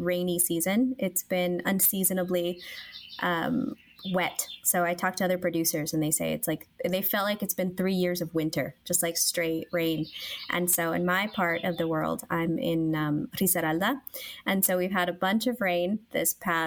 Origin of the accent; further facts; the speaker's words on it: California, United States; also born or lived in Guatemala; even though I was born in Guatemala, my family left in the late 80s, early 90s because of a lot of civil unrest. And so we emigrated to California. It's a very common story. So I grew up as an American in California